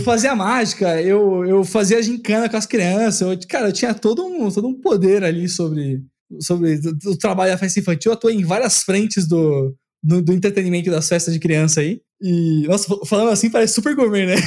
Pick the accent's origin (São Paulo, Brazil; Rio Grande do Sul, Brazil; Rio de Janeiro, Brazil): São Paulo, Brazil; also born or lived in Vila Mariana, São Paulo; hoje eu tô morando na Vila Mariana, eu nasci e cresci lá na Zona Leste